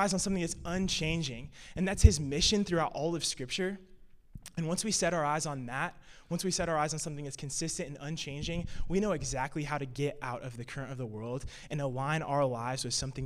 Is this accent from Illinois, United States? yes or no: yes; Illinois, United States; I'm from Illinois, and basically growing up in the Midwest, growing up in cornfields